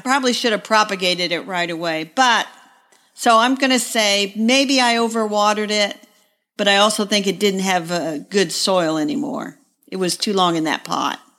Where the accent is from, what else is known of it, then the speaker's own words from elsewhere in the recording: Greenwood, Indiana, United States; now in Indianapolis, United States; my hometown of Greenwood, Indiana